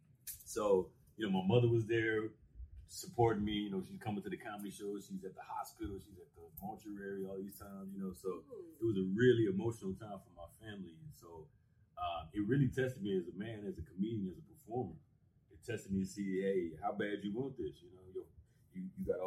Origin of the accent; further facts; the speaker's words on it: Las Vegas, Nevada, United States; I'm actually born and raised in Las Vegas, Nevada